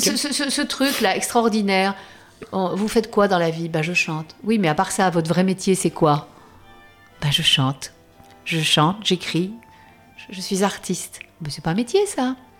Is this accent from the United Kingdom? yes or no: no; the South, southern France, France; je suis du Sud